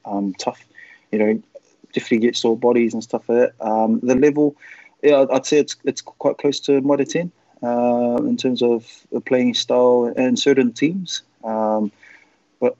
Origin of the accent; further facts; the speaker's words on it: Auckland, New Zealand; moved away as an adult; I was from Auckland and from New Zealand.